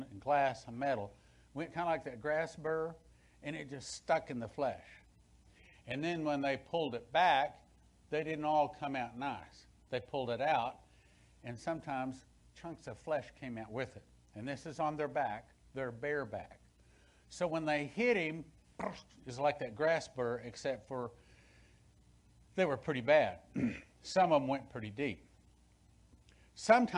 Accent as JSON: {"language": "English", "region": "West Texas", "country": "United States", "tie": "born or raised there", "said": "when I was a kid, growing up in West Texas"}